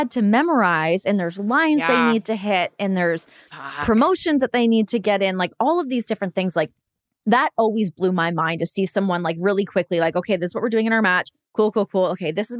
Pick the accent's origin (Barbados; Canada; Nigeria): Canada; moved away as an adult; now in United States